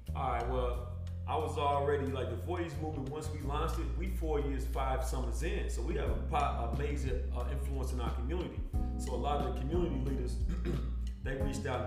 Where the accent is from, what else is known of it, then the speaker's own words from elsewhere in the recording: Paris, Kentucky, United States; I'm from Paris, Kentucky